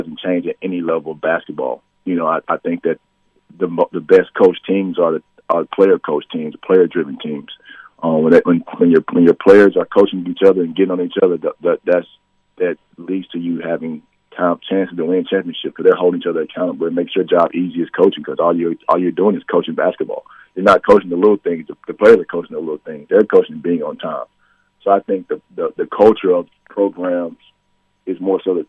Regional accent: Memphis, Tennessee, United States; moved away as an adult; also born or lived in Tulsa, Oklahoma; now in St. Joseph, United States; I grew up, I feel like, in the Renaissance time of basketball in Memphis

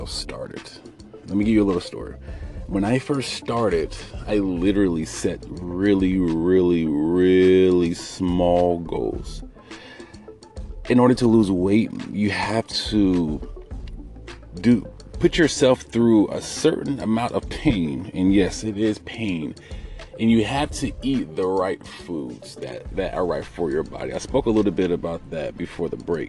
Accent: United States; I'm African American

